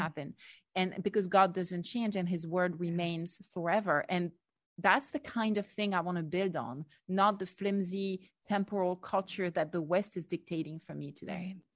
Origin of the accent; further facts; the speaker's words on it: France; moved away as an adult; growing up in France